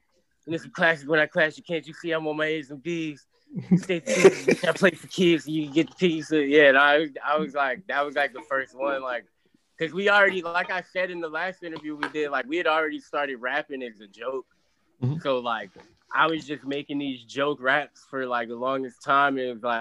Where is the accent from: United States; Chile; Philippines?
United States; Virginia; I'm from the South